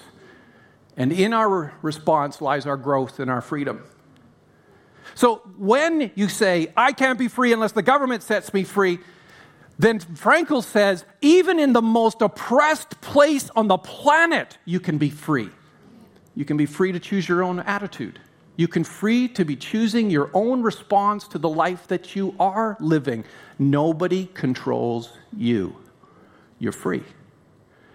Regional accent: Canada; I'm Canadian, in case you were wondering why I sound American. I'm Canadian.

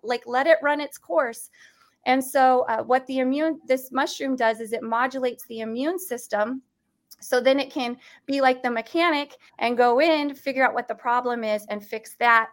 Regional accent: United States; as an American

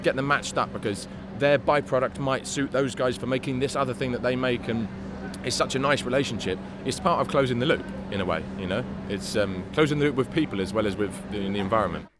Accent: London, United Kingdom; also born or lived in Spain; I was born in Homerton Hospital in '87 and grew up in Hackney.

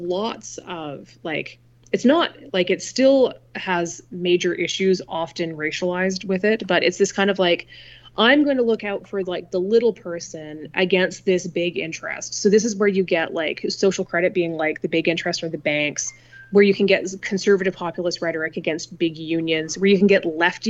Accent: Canada; as a Canadian political scientist, I have to look at the systems that founded Canadian politics

